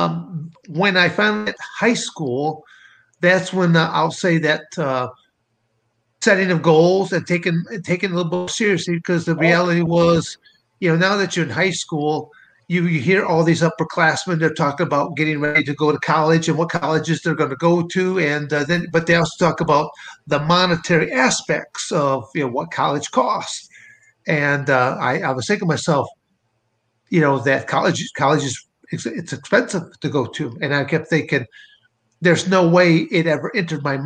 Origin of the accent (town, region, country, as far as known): Montrose, Michigan, United States; born or raised there; moved away as an adult; also born or lived in Arizona; now in Coldwater, United States